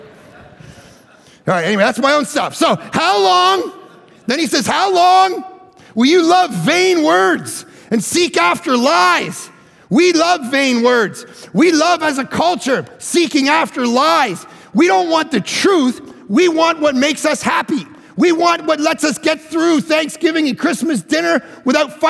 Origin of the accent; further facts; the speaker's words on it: Canada; I'm from Canada.